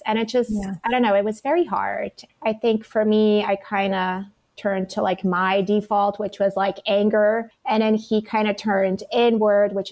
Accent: Belgium; moved away as an adult; I was from Belgium

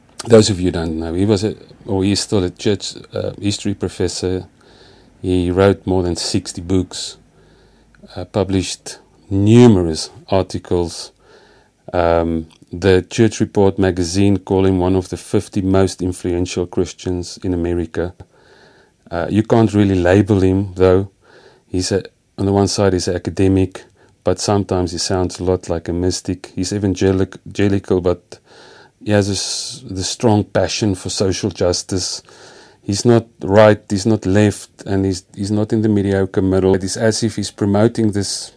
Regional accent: Free State, South Africa; first language Afrikaans; English is a second language; also born or lived in India; English is not my first language. I come from the Free State.

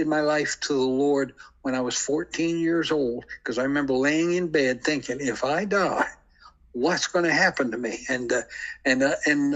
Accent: St. Stephen, New Brunswick, Canada; also born or lived in Deer Island, New Brunswick; I was born in St. Stephen, New Brunswick.

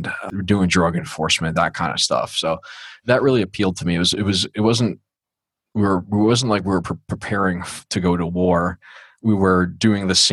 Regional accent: New York City, New York, United States; also born or lived in Manhasset, Nassau County, New York; I'm originally from Queens, New York. Grew up, born in North Shore Manhasset Hospital, Nassau County, but grew up in Bayside, Queens

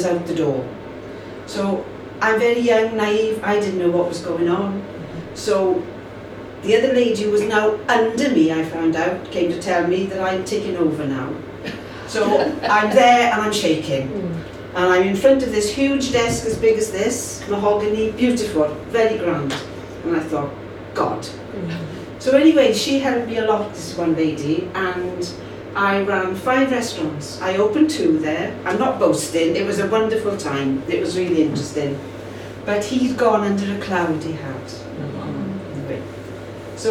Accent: Swansea Valley, Wales, United Kingdom; moved away as an adult; also born or lived in Cardiff; I come from the Swansea Valley. I came to Cardiff as a student

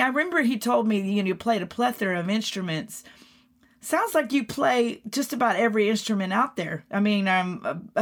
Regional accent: Texas, United States; moved away; I'm from Texas originally

